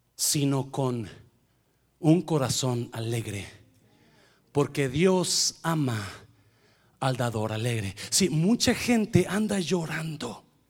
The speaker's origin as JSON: {"language": "Spanish", "region": "Nayarit", "country": "Mexico", "tie": "born or raised there", "said": "yo crecí en Nayarit"}